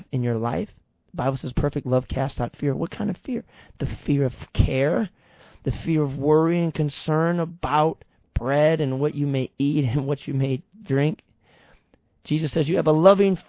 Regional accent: Michigan, United States; we're from Michigan. I'm from Michigan

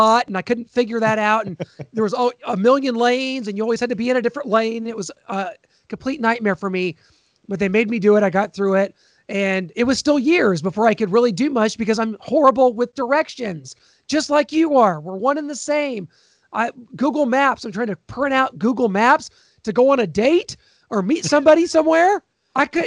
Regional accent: Kansas City, United States; growing up in Kansas City

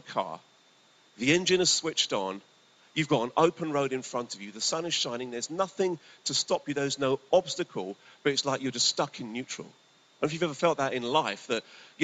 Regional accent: Brentford, London, United Kingdom; moved away; I come from Brentford

